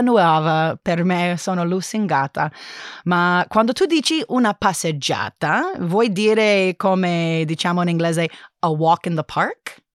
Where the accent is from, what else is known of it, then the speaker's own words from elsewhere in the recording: California, United States; Italian is a second language; moved away as an adult; now in Berlin, Germany; sono originariamente di California